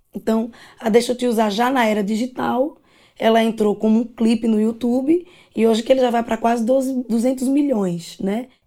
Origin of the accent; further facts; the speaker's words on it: interior of Alagoas, Brazil; also born or lived in Maceió; eu nasci em Maceió, mas morava no interior de Alagoas